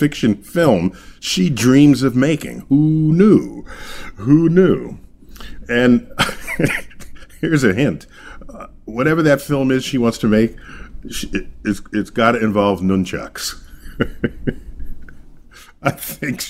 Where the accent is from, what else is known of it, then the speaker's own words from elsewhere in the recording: New York City, New York, United States; I hail from New York City, where I serve as director of the Hayden Planetarium